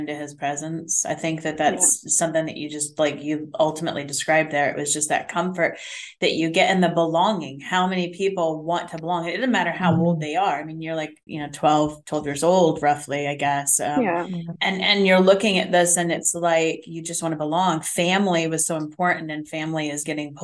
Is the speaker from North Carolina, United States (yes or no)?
no; Melbourne, Florida, United States; I grew up living down in South Florida, like Melbourne